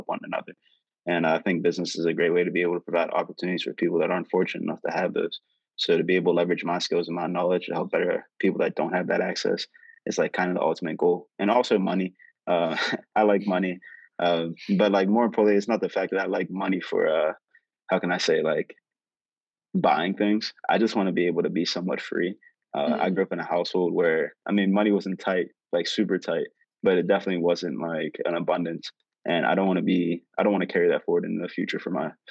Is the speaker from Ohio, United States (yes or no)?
no; Pittsburgh, Pennsylvania, United States; I'm from Pittsburgh, Pennsylvania, born and raised.